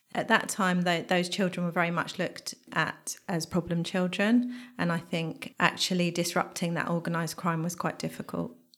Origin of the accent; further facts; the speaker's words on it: Bedfordshire, East of England, United Kingdom; I remember being fifteen, growing up in Bedfordshire